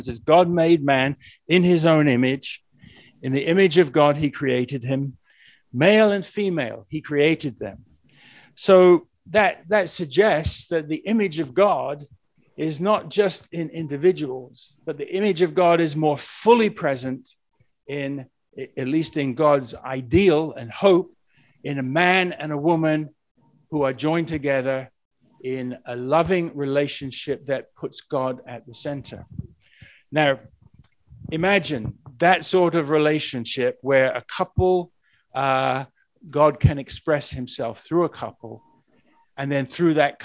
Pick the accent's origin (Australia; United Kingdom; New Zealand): United Kingdom; England; moved away; I'm originally from England